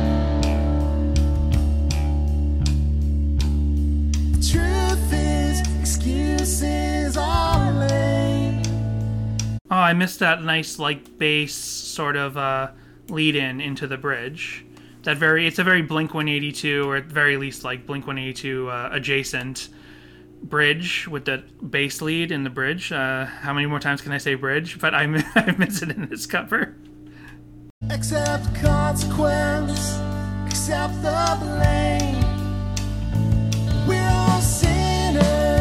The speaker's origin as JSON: {"language": "English", "region": "Massachusetts", "country": "United States", "tie": "born or raised there", "said": "I grew up in Massachusetts with conservative parents"}